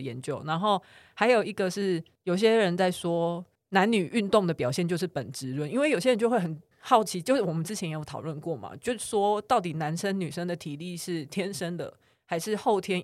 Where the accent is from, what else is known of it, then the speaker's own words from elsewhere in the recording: Taiwan; 但他突然有一天就是被我们台湾人打败了